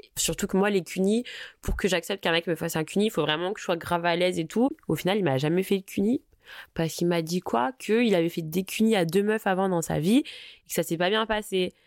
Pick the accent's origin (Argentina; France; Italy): France; Paris, Île-de-France; je suis parisienne